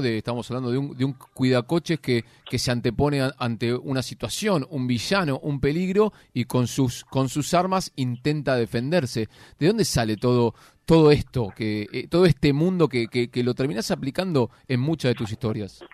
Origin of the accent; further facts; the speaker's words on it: Argentina; uno como argentino